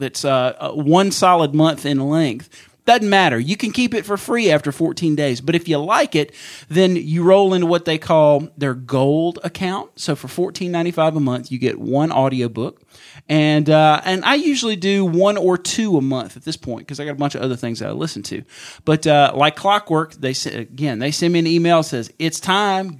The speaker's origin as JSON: {"language": "English", "region": "Mississippi", "country": "United States", "said": "I'm from Mississippi"}